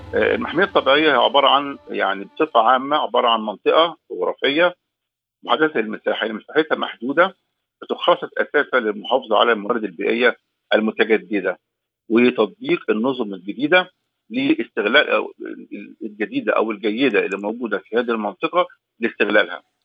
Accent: Egypt; عندنا في مصر

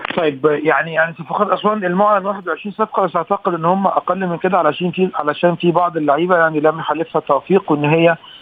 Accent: Egypt; احنا كمصريين

